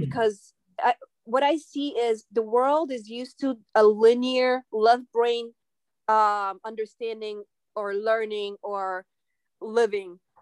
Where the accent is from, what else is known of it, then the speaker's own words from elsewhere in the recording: New York City, New York, United States; also born or lived in Khabarovsk, Russia; I grew up in Brooklyn, New York, and I am originally from Russia.